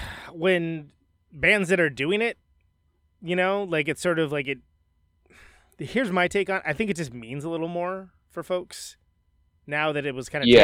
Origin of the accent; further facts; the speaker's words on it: Modesto, California, United States; moved away as an adult; now in Oakland, United States; I'm from the Central Valley. I'm from a town called Modesto, which Granddaddy is from there.